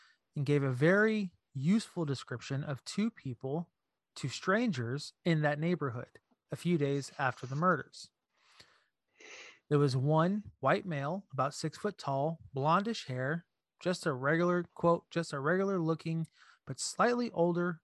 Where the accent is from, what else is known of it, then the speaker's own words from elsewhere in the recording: Arizona, United States; moved away; I'm from Arizona. We grew up there 11 years